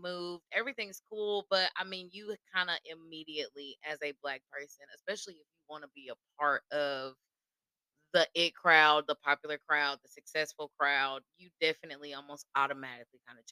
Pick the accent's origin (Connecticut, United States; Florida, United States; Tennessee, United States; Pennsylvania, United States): Tennessee, United States; Nashville; from Nashville, born and raised, like Northeast side